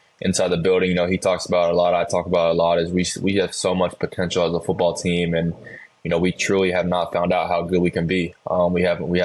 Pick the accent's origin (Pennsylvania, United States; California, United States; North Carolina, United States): North Carolina, United States; Charlotte; I grew up in Charlotte, North Carolina